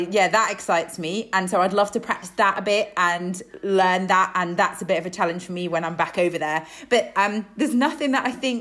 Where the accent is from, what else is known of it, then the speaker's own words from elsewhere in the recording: Isle of Man; moved away; growing up on the Isle of Man